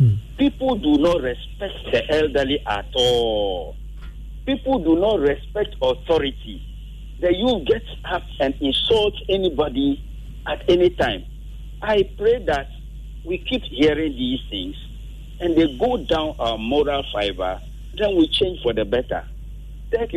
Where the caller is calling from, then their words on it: Ghana; I'm calling from Okwe.